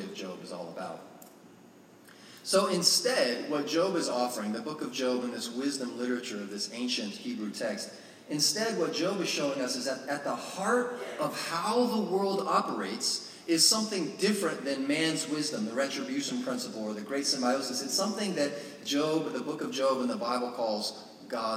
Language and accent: English; Florida, United States; moved away; I grew up in Florida